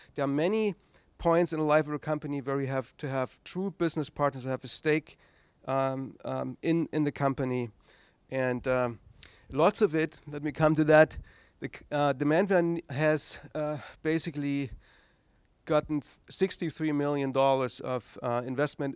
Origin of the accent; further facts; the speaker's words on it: East Germany, Germany; English is a second language; moved away as an adult; I grew up in East Germany